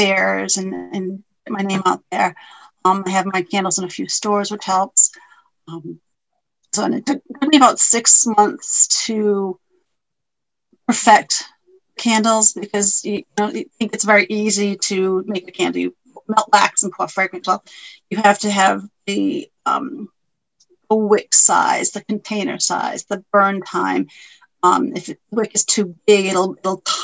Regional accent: Smithfield, Rhode Island, United States; also born or lived in South Kingstown, Rhode Island; I grew up in Smithfield. Now I live in South Kingstown.

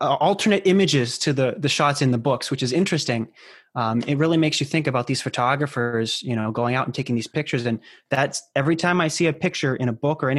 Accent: Raymond, New Hampshire, United States; I grew up in Raymond, New Hampshire

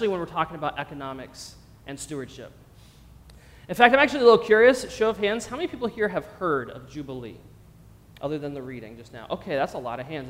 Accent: Pennsylvania, United States; moved away as an adult; also born or lived in Los Angeles, California; I grew up in Pennsylvania

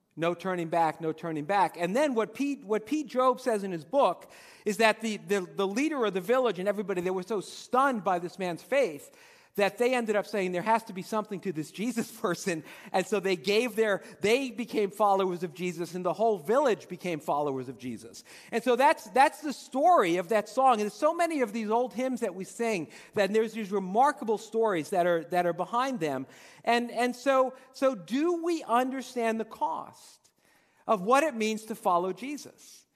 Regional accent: Dumont, New Jersey, United States; when I was a kid growing up in Dumont

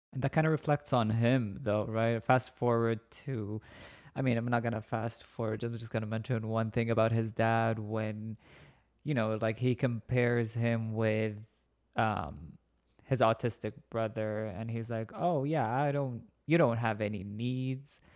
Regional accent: Saudi Arabia; moved away; I'm originally from Saudi Arabia

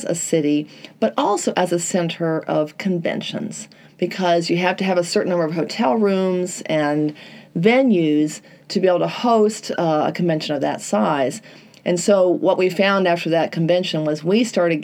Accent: Charlotte, North Carolina, United States; moved away as an adult; also born or lived in Dominican Republic; I'm moving back to, you know, my hometown

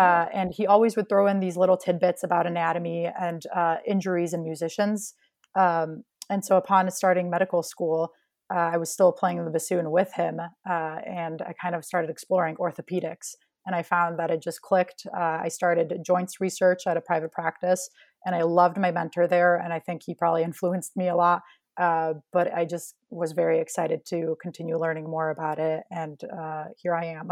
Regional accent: Chicago, Illinois, United States; I was born in Chicago and grew up just outside of the city

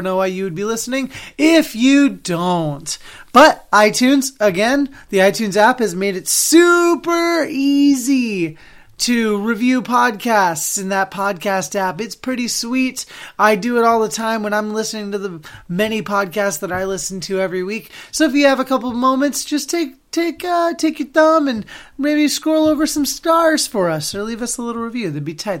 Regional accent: Oregon, United States; now in Boston, United States; I'm from Oregon

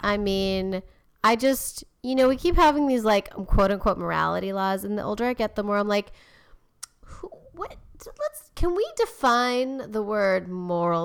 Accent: California, United States; I grew up in California

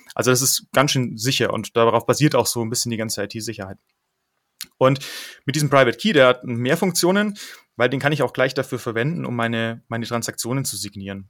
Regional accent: Munich, Bavaria, Germany; also born or lived in Netherlands; in München bin ich aufgewachsen

